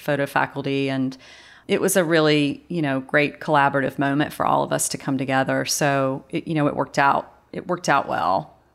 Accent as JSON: {"language": "English", "region": "North Carolina", "country": "United States", "tie": "born or raised there", "accent": "southern drawl", "moved": "yes", "said": "I know that southern drawl comes out every once in a while. Um, yeah, I w, I grew up in North Carolina"}